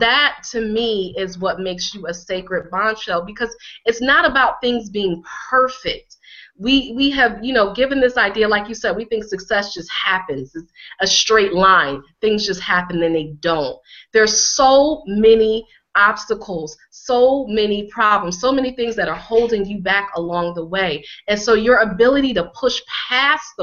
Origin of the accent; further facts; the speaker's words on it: Connecticut, United States; here I am a black girl, and I grew up in Connecticut